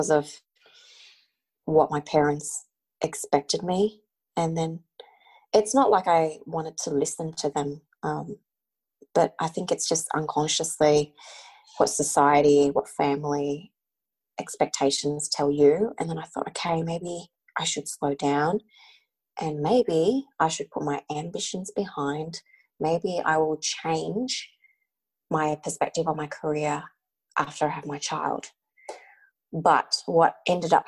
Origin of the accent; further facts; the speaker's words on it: Australia; being Australian born and growing up, you know, in the Australian school system